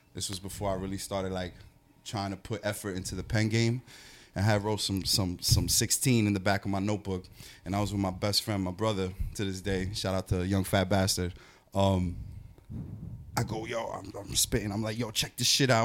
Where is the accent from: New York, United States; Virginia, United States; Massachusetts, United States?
New York, United States; New York City; coming from New York